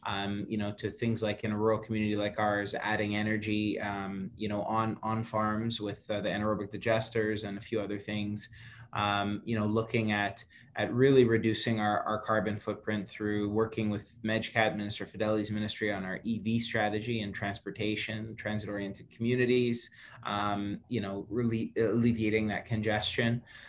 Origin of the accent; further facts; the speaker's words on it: Ontario, Canada; I grew up in Algonquin Park, Highland Trail with my dad.